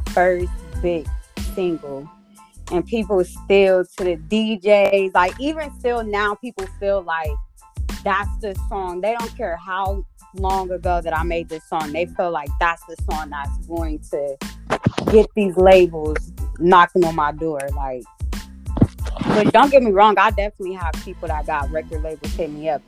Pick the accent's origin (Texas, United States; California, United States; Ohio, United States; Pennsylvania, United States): Ohio, United States; Columbus; also born or lived in Zanesville, Ohio; I am from Columbus, Ohio. Born and raised. I did live in Zanesville, Ohio, which is like not too far from Columbus. I lived there for about 8 years, but I'm from Columbus